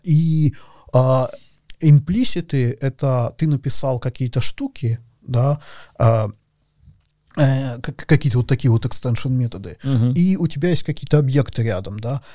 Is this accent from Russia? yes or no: yes; Russia; moved away as an adult; also born or lived in Moscow; я из России, я переехал в Москву